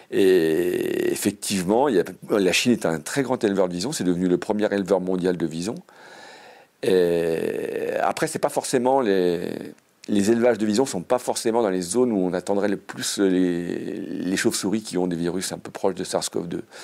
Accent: Savoy, Auvergne-Rhône-Alpes, France; je suis savoyard

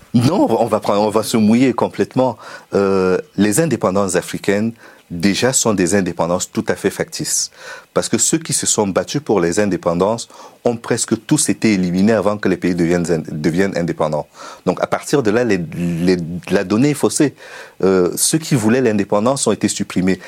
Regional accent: Cameroon; moved away as an adult; also born or lived in Russia / Ukraine; now in France; j'ai commencé au Cameroun en amateur jusqu'à l'université

